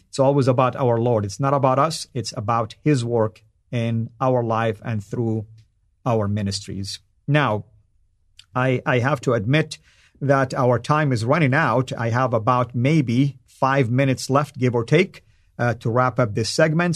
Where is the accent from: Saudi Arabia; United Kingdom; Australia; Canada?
Saudi Arabia; accent: Saudi; first language Arabic; English is a second language; my native tongue, the Arabic, and specifically in my Saudi tongue